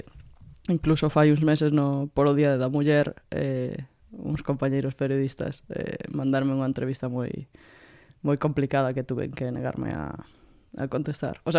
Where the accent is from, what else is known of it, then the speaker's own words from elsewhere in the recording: Vigo, Galicia, Spain; eu crecí nos 90, que era un período duro para estar ali, a verdade, moita droga e... Eh, e moitos problemas na rúa, pero pero un barrio moi moi unido, non? Eu vivo no, no Rocío, na, na Rúa do Medio